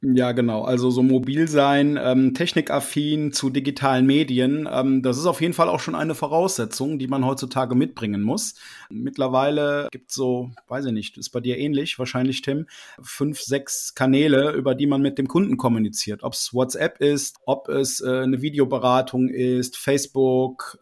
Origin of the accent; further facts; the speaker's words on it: Dormagen, North Rhine-Westphalia, Germany; bin aus Dormagen, das liegt im Rheinland zwischen Düsseldorf und Köln